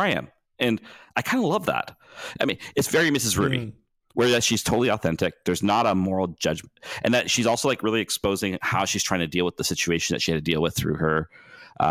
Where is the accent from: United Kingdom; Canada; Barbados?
Canada; near Vancouver, British Columbia; also born or lived in Victoria; I grew up near Vancouver. But I grew up like 45 minutes out of Vancouver